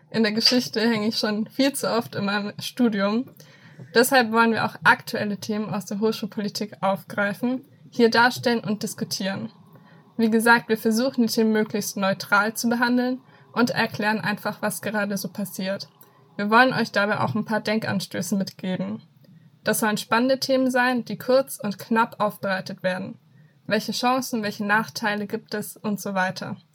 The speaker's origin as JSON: {"language": "German", "town": "Fürth", "region": "Bavaria", "country": "Germany", "said": "Ich sitze hier im Süden, im schönen Franken ich komme nämlich aus Fürth und studiere in Erlangen Philosophie und Buchwissenschaft."}